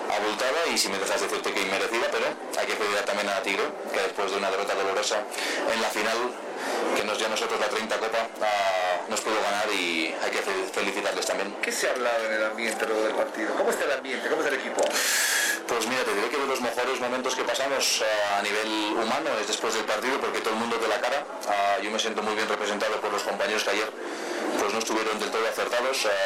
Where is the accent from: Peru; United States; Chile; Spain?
Spain; Girona, Catalonia; moved away; also born or lived in Bolivia; lo que es Girona, que es mi tierra